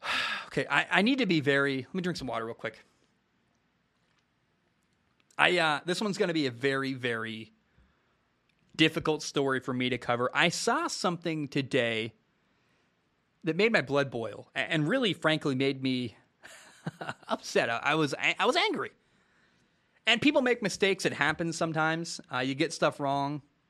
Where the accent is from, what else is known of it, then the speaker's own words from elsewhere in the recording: the Northwest, Pacific Northwest, United States; I grew up in the Northwest.